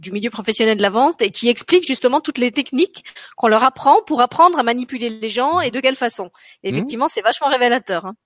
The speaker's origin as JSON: {"language": "French", "area": "the East", "region": "eastern France", "country": "France", "accent": "eastern (de l'Est)", "said": "avec mon ascend de l'Est"}